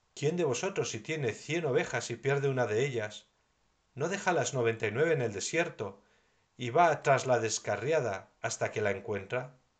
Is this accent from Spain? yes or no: yes; Navarre, Spain; mi tierra de Navarra